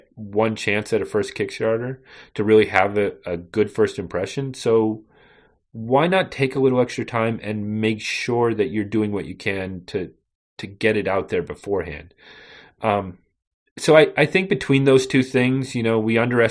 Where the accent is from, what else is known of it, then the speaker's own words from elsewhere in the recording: New England, United States; also born or lived in western Massachusetts; I'm from New England